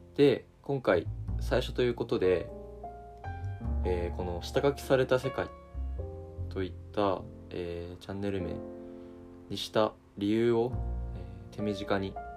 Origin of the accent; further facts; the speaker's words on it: Niigata, Japan; moved away as an adult; now in Tokyo, Japan; 地元は新潟県で、まあ、いわゆる大学を進学を機に上京してきた